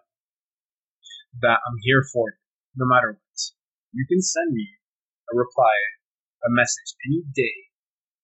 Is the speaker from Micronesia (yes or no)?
no; Canada; I'm Canadian